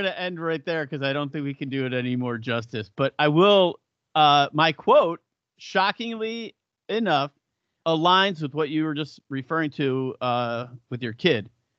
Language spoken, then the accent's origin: English; Buffalo, New York, United States; I go to Hooters and I'm like, I'm from Buffalo. The wings here are so beneath me.